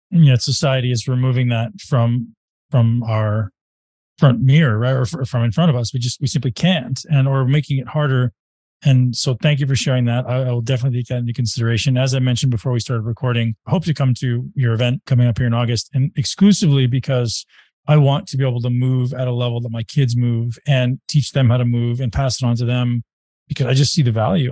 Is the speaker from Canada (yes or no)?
yes; Canada; I'm from Canada